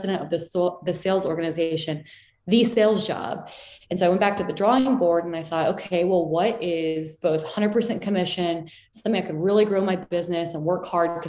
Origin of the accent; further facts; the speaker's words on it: San Antonio, Texas, United States; I was from San Antonio